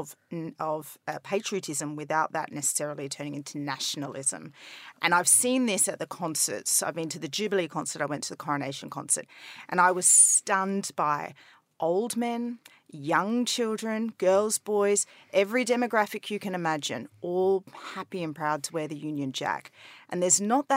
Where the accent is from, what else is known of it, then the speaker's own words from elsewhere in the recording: Australia; moved away as an adult; now in United Kingdom; being Australian